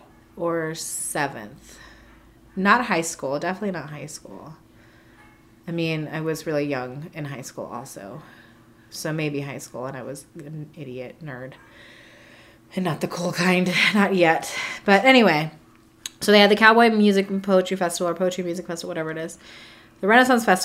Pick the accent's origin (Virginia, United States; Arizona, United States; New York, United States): Arizona, United States; Sierra Vista; moved away; It's also in Sierra Vista, so I got to see some family and show Rodney around my hometown